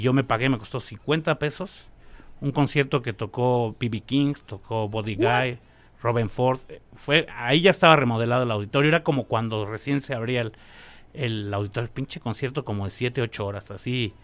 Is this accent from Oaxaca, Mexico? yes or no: no; Mexico City, Mexico; mi barrio desde niño fue La Lagunilla